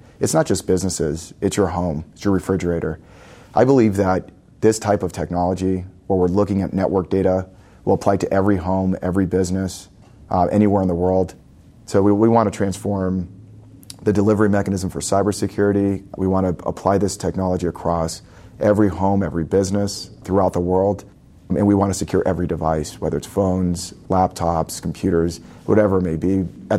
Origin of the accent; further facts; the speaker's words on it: Los Angeles, California, United States; So I was born here in Southern California. I grew up in LA.